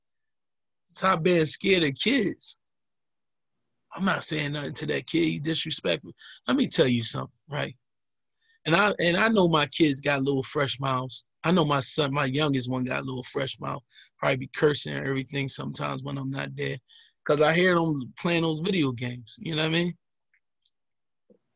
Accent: United States; Place I'm from Rich Allen. Everybody know that Rich Allen projects

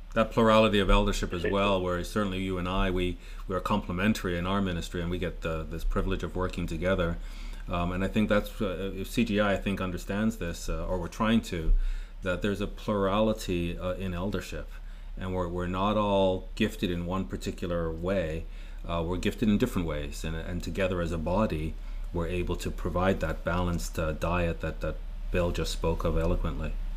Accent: Canada; Murray and I are Canadian

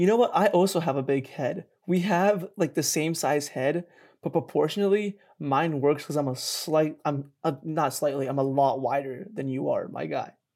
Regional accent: Flemington, New Jersey, United States; moved away; I grew up in Jersey.

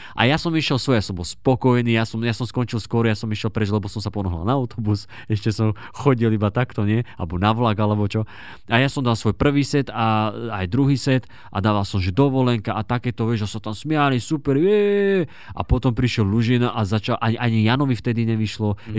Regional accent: Dubnica nad Váhom, Trenčín Region, Slovakia; u nás v Dubnici nad Váhom

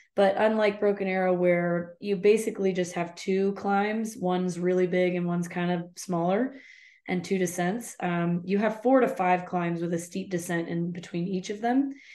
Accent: United States; I'm just an American

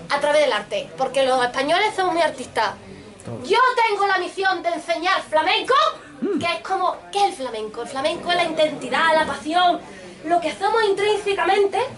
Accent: Gibraltar; Yo soy de Gibraltar. ¿Lo ven, no? De Gibraltar. Pero nací en Gibraltar

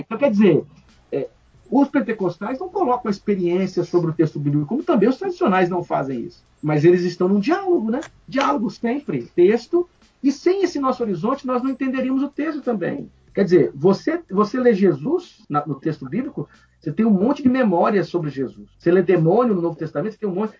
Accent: Brazil; o Brasil, gente, nós somos latino-americanos. Né? Nós temos aqui na nossa história o sangue europeu, português, mas temos o sangue africano

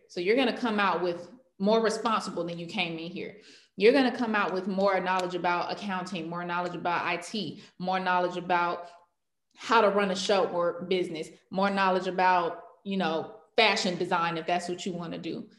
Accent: Clayton County, Georgia, United States; I'm from Clayton County, Georgia

